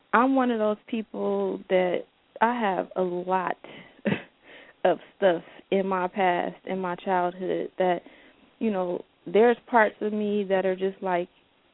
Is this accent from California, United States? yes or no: yes; Oakland, California, United States; I grew up in West Oakland with a single parent